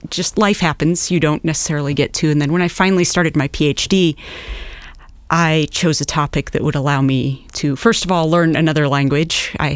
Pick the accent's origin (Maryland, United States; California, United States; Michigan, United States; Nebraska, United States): Nebraska, United States; moved away as an adult; also born or lived in Chicago / Massachusetts / New York City; I grew up in Nebraska